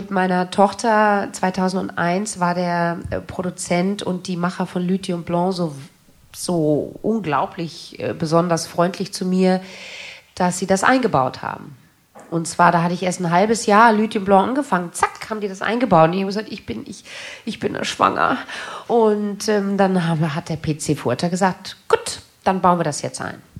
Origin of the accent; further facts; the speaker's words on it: Germany; dass ich damit aufgewachsen bin in Deutschland